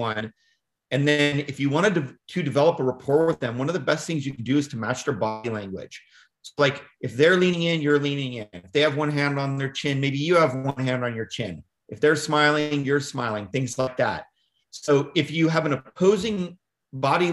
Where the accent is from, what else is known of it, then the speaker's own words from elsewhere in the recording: Woodland, California, United States; I grew up in Northern California, and then my hometown is called Woodland, California. It's near the Davis, Sacramento area